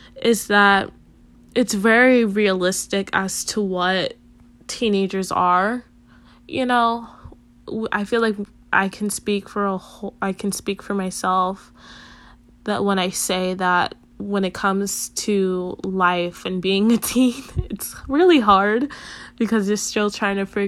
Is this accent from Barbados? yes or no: no; Chicago, Illinois, United States; also born or lived in Puerto Rico; I was born in Puerto Rico, came to Chicago when I was about 2 years old. I've been living in Chicago basically all my life now